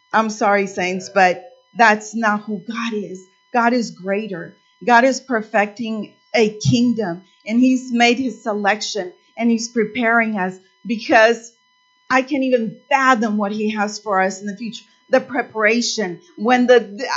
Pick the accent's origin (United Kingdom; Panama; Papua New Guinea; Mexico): Mexico; moved away; I was born in Mexico, and I come from, you know, a poor area